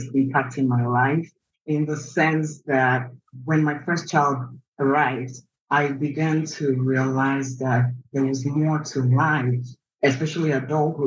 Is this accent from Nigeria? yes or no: yes; Nigeria; moved away as an adult; also born or lived in Anambra State; now in United States; raised in Nigeria. I moved to the US in 2010